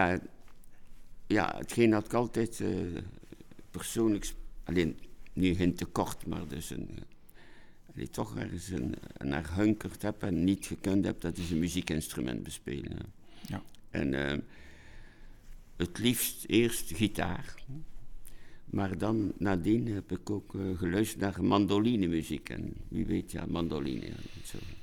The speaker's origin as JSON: {"language": "Dutch", "town": "Ghent", "region": "Flanders", "country": "Belgium", "said": "ik ben een Gentenaar"}